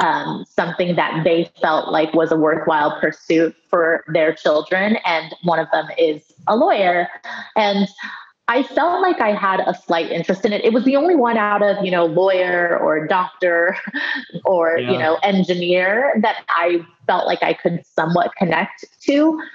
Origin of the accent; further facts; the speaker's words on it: United States; Yeah, well, I grew up in a very traditional Chinese household. So even though we were growing up in the States, a lot of the culture was, you know, in my day-to-day life.